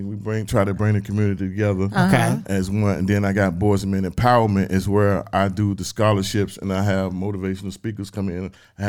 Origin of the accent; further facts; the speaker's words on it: Weldon, North Carolina, United States; I love Weldon like I was born and raised in Weldon.